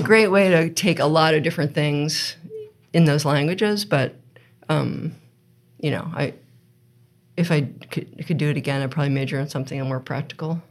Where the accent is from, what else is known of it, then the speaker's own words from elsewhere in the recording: United States; moved away as an adult; also born or lived in California / Princeton, New Jersey; now in Vermont, United States; I was born in California. Um, we lived in Princeton, New Jersey for a while, but mainly I grew up in outside of DC